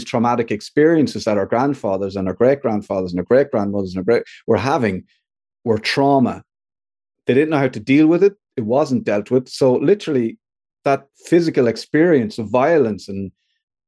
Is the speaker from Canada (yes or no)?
no; Ireland; we as Irish men